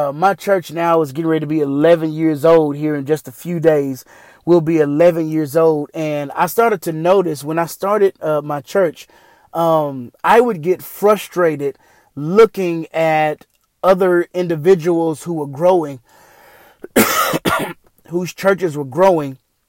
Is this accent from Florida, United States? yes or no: no; Houston, Texas, United States; also born or lived in Killeen, Texas; When I was in the fifth grade, my family and I moved from Killeen, Texas to Houston, Texas.